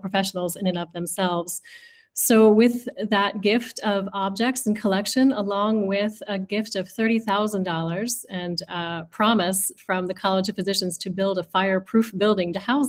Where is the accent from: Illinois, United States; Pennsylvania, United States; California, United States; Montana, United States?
Pennsylvania, United States; Philadelphia; I grew up in Philadelphia as well